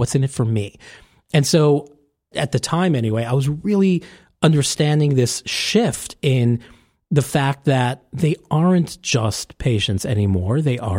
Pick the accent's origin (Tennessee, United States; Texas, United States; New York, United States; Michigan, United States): New York, United States; New York City; he's a New Yorker. I'm a New Yorker.